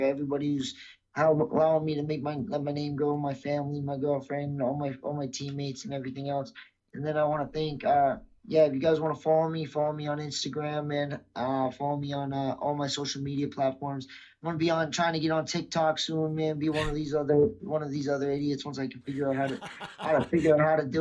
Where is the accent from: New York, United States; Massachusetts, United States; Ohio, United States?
Massachusetts, United States; I'm from Massachusetts.